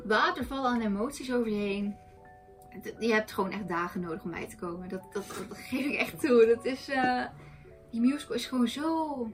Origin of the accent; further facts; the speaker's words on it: Netherlands; wij komen uit Nederland, wij hebben hier andere historische verhalen